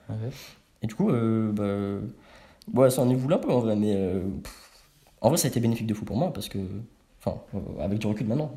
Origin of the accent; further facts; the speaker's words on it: Savigny-le-Temple, Île-de-France, France; Je viens de banlieue parisienne. Ok. Savigny-le-Temple